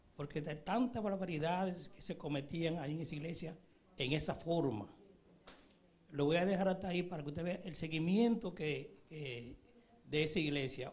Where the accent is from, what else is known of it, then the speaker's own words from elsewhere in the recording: Dominican Republic; moved away; mi país, que es República Dominicana